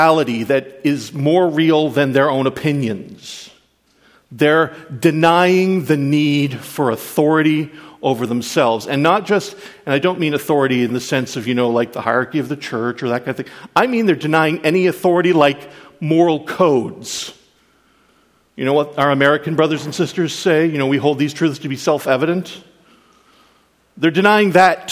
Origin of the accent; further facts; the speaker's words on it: Canada; I'm a Canadian